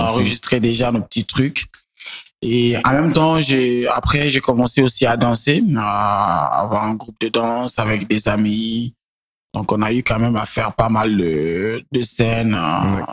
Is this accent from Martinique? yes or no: no; Niger; also born or lived in Benin; j'ai grandi au Niger.